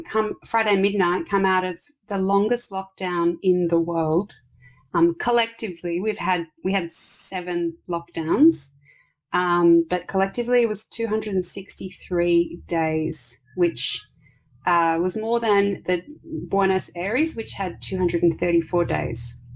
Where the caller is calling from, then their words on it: Melbourne, Victoria, Australia; I'm calling from Melbourne in Australia, down the bottom.